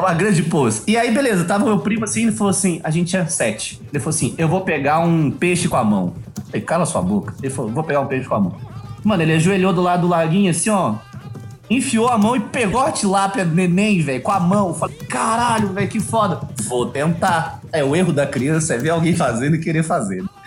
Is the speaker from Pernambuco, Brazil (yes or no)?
no; Minas Gerais, Brazil; eu sou de Minas